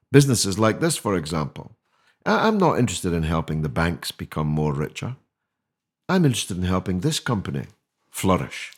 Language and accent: English; Scotland, United Kingdom; now in London, United Kingdom; I speak as a Scotsman